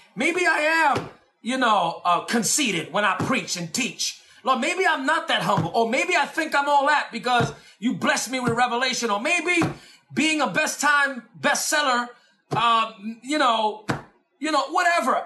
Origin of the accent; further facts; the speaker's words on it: New York City, New York, United States; I'm from the Bronx